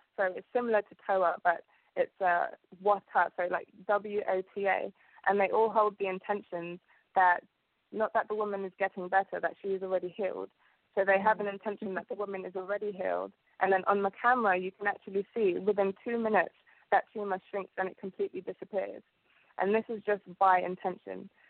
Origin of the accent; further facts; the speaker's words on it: London, United Kingdom; English is a second language; also born or lived in Uganda / Southall; I came here when I was about three years old, and um, I've grown up in London ever since